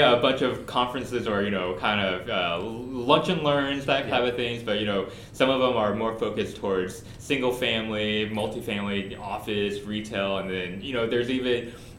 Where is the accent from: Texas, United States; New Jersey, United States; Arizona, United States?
Texas, United States; Houston; So, I grew up in Houston, moved away for a little bit, but, you know, came back